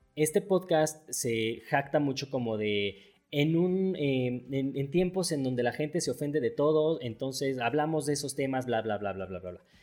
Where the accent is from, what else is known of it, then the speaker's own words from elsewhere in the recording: Mexico; yo soy mexicano, o sea, vivo aquí en México